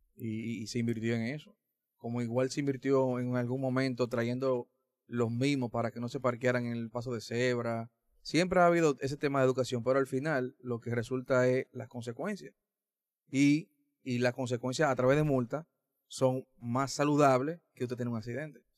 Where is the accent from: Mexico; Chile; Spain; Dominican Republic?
Dominican Republic; La Vega; moved away; yo soy de La Vega y visito mucho esa zona